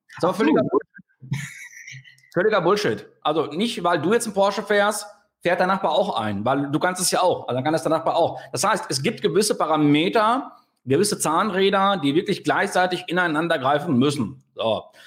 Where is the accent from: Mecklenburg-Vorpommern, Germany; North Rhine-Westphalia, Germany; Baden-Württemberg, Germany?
North Rhine-Westphalia, Germany; Sauerland; als Sauerländer wie ich, ne? Also, also hier im Sauerland